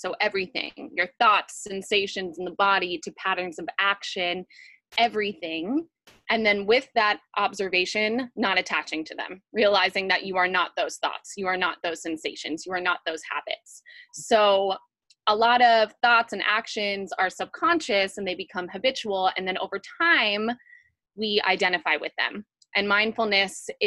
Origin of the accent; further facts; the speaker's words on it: New York, United States; moved away as an adult; now in California, United States; I left my hometown in New York. I moved to California